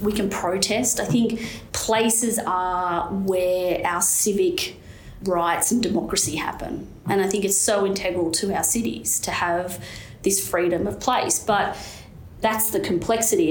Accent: Newcastle, New South Wales, Australia; growing up in, in Newcastle

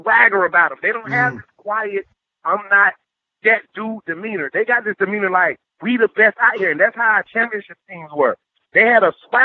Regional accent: Immokalee, Florida, United States; I'm from Immokalee, Florida

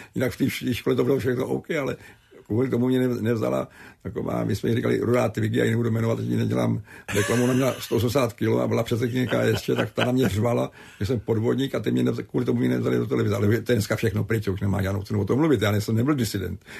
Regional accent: Kladno, Central Bohemian Region, Czechia; My jsme neměli televizi, chodili jsme daleko přes celý Kladno do Švermobách příbuzným na, na obrazovku se koukat

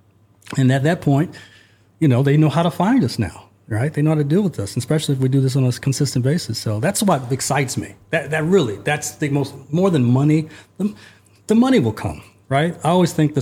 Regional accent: Los Angeles, California, United States; now in Budapest, Hungary; I'm from Los Angeles, California, but I'm in Budapest, Hungary

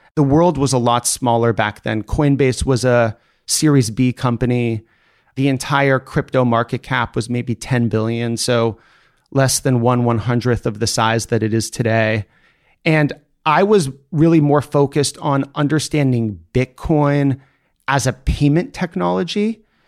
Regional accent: Seattle, Washington, United States; I grew up in Seattle, Washington

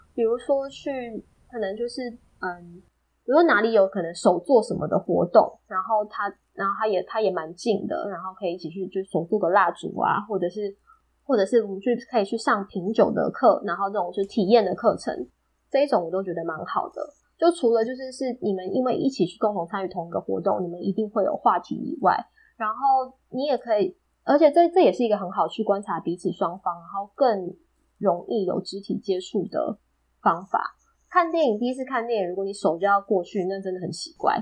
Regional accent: Taiwan; 我们台湾人

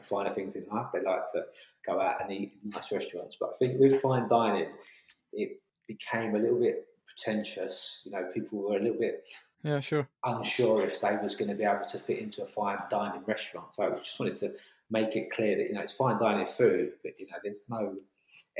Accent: London, United Kingdom; moved away as an adult; also born or lived in Hackney, London; now in Kent, United Kingdom; I'm born and bred in London, grew up in Camberwell, southeast London, moved over to Hackney, and then moved down to Kent 2 years ago

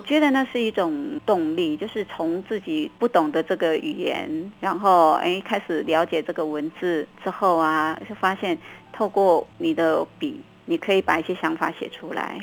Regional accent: Taiwan; accent: Haikou accent (coastal Taiwanese Hokkien); first language Taiwanese Hokkien (Minnan); Chinese is a second language; 我们村子里面其实我们都没有听过国语 哦，真的， 对，就是左右邻居啊，全部我们全部都是海口音啊，都是讲闽南语的哦，我们都没有听过国语

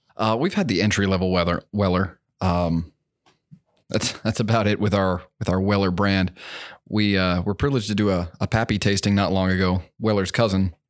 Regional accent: Hamburg, Pennsylvania, United States; moved away as an adult; now in Kentucky, United States; I was born in Pennsylvania, um, just about an hour outside of Philly, a little town called Hamburg

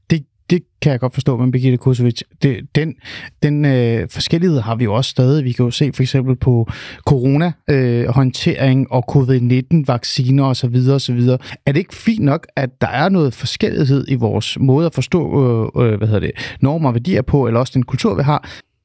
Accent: Denmark; also born or lived in Svendborg / Helsingør; Svendborg og Helsingør, der hvor jeg er vokset op

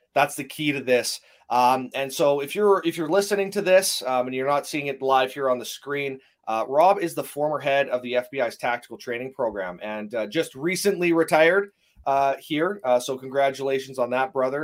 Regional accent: Canada; being a Canadian

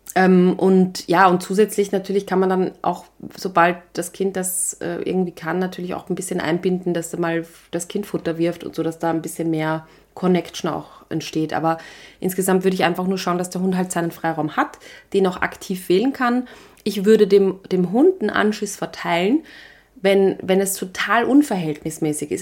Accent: Vienna, Austria; ein Leo, heißt das bei uns in Wien

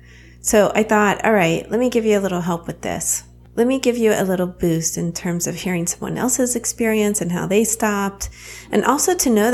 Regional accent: the South, United States; accent: southern; You can also hear my southern accent come out.

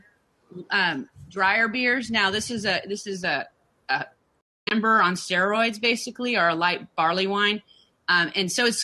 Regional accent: Kansas, United States; I was born in Kansas, so I kind of have that like tornado fear

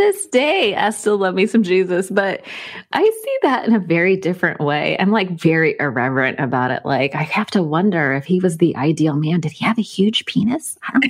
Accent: Sunnyvale, California, United States; moved away as an adult; also born or lived in Cupertino / San Jose; I just moved out of the Bay Area a year ago, but I spent my whole life there. I never really made it out. Like I was born and raised in the Santa Clara County.

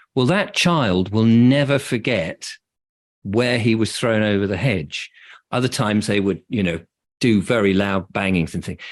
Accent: England, United Kingdom; I'm English, and my parents are English

